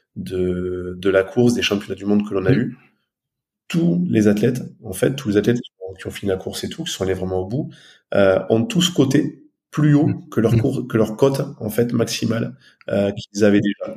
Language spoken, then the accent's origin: French; Aveyron, Occitania, France; moved away as an adult; also born or lived in Toulouse, France / Haute-Savoie, France; now in near Annecy, France; je suis originaire de, de l'Aveyron. J'ai grandi dans l'Aveyron